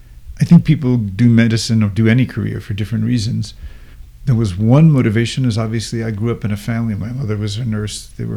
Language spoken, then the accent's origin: English; East Coast, United States; moved away as an adult; also born or lived in New York City / San Francisco / Ojai, California / Carbondale; now in Boulder, United States; I grew up in the East Coast, went to medical school in New York City, did my senior year electives and everything after that in San Francisco